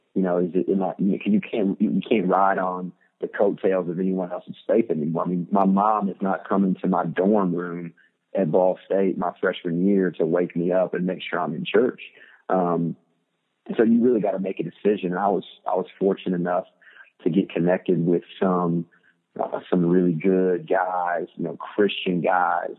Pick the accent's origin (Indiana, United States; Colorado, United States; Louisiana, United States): Indiana, United States; Muncie; moved away; I grew up in Muncie, Indiana